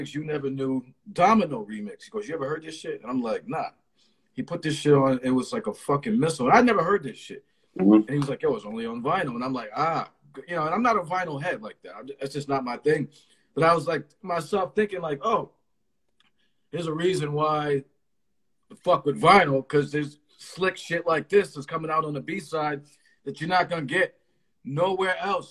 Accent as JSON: {"language": "English", "region": "Connecticut", "country": "United States", "said": "I'm from Connecticut."}